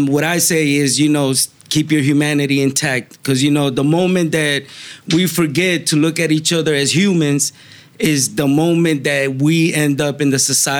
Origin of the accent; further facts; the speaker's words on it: Miami, Florida, United States; moved away as an adult; now in Fort Myers, United States; I grew up in Miami